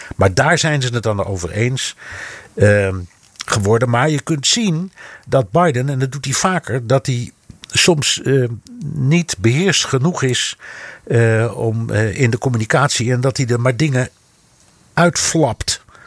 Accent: Netherlands; moved away; also born or lived in United States; ik als echte Hollander

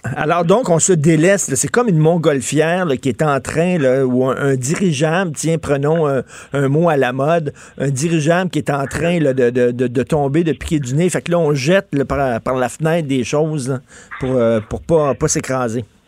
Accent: Quebec, Canada

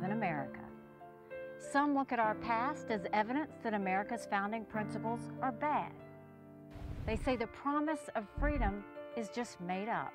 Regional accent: South Carolina, United States; I was born and raised in South Carolina

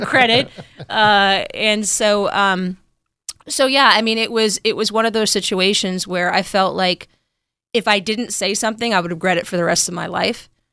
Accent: New York, United States; moved away as an adult; also born or lived in Berkeley, California / Lawton, Oklahoma; I grew up in New York.

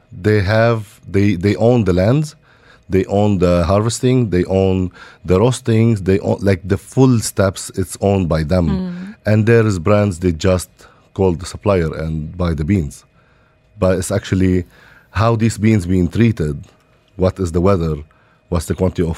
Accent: Lebanon; now in Dubai, United Arab Emirates; I born and raised in Lebanon

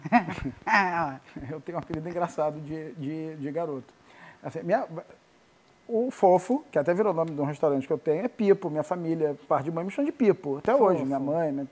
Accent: Brazil; sou brasileira

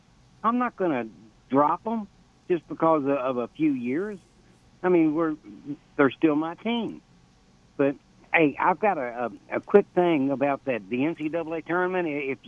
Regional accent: Louisville, Kentucky, United States; I was a U of L fan. And then I was from Louisville

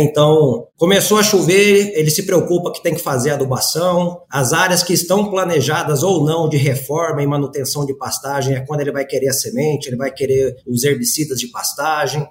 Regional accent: Campo Grande, Mato Grosso do Sul, Brazil; sou campo-grandense de nascimento

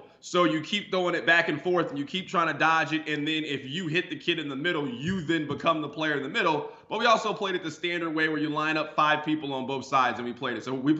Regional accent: Kansas City, United States; I grew up in Kansas City.

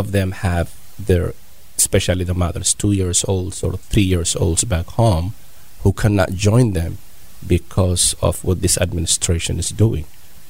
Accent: California, United States; now in Columbus, United States; I came to Columbus 2015. I am from Bay Area, California.

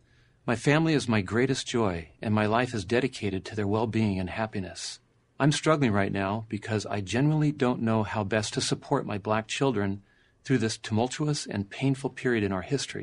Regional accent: La Mesa, California, United States; In the summer of 2020, a peaceful BLM demonstration in my hometown of La Mesa, California, turned violent as protesters began rioting, looting, and setting fires.

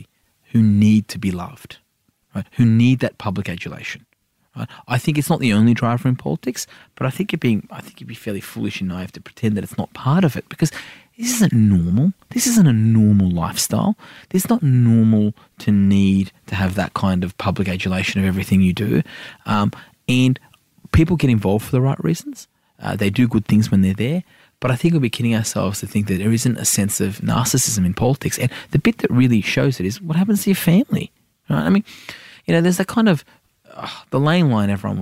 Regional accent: Sydney, New South Wales, Australia; also born or lived in Iran; I'm an inner city wog from Sydney

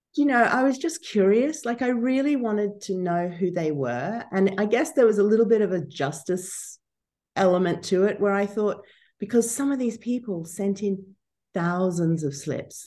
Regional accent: Brisbane, Queensland, Australia; moved away as an adult; also born or lived in Canberra / Oxford; I'm from Brizzy

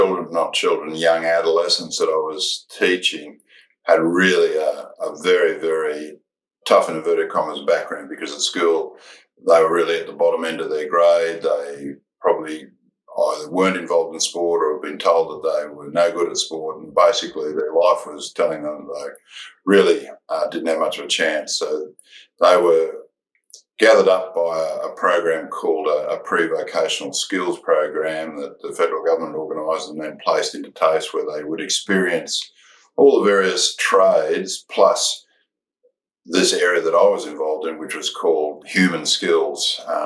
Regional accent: Gold Coast, Queensland, Australia; growing up on the Gold Coast

